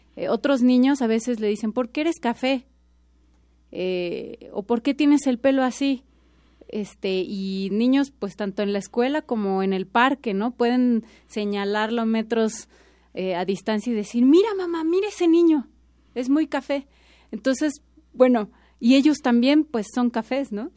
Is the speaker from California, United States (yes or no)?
no; Austin, Texas, United States; moved away as an adult; now in Mexico; soy de Texas. Soy, soy de Austin, en realidad, y llevo seis años en México.